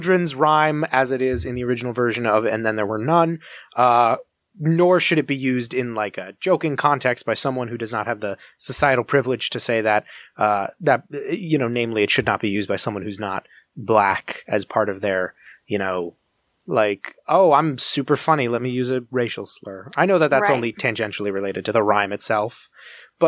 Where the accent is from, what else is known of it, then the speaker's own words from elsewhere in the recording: United States; we as a culture, as an American culture